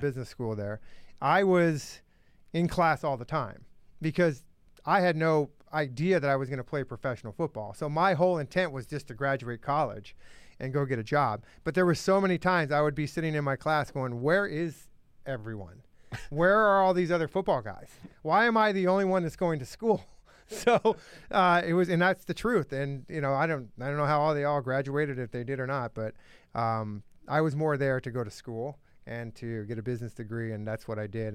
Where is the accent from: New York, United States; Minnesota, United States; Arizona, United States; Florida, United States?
Arizona, United States; moved away as an adult; also born or lived in Phoenix / Miami; I grew up in Arizona where it's a hundred and fifteen in the summer.